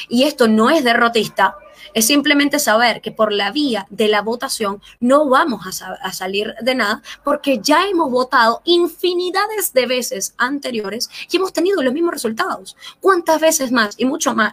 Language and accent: Spanish; Venezuela; now in Chile; como venezolano